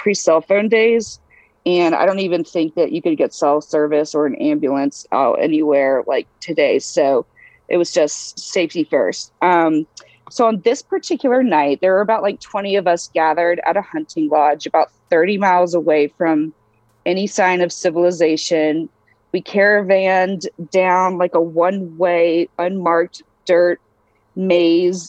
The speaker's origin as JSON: {"language": "English", "region": "Eastern North Carolina", "country": "United States", "tie": "born or raised there", "said": "I was raised in Eastern North Carolina"}